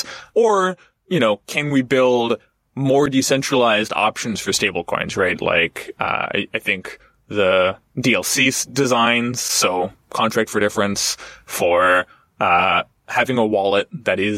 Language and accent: English; United States; as an American